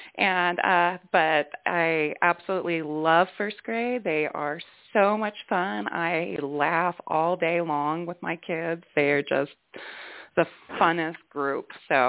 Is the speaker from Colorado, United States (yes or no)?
no; Washington, United States; moved away as an adult; also born or lived in Oregon; now in Victor, United States; I was actually born and raised in Washington and then have spent most of my education career in Oregon, on the Oregon coast. And then we just moved to Montana a couple of years ago.